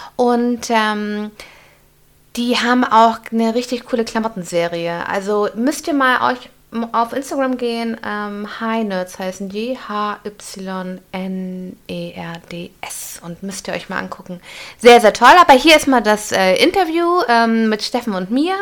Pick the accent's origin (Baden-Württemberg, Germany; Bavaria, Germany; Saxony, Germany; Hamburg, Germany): Hamburg, Germany; Ich bin ja auch Hamburgerin